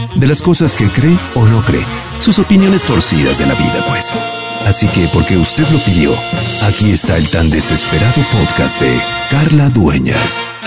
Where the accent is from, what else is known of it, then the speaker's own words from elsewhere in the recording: Mexico; moved away as an adult; now in Quebec, Canada; yo soy mexicana